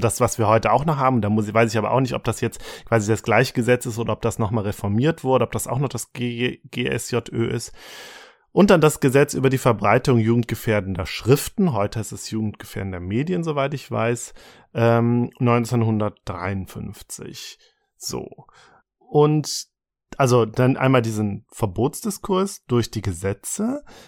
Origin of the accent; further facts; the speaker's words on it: Germany; bei uns in Deutschland